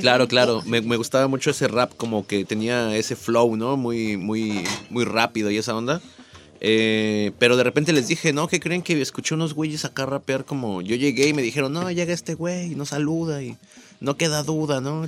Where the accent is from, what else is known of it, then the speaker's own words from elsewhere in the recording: Ciudad Nezahualcóyotl, State of Mexico, Mexico; yo nací en, en Ciudad Nezahualcóyotl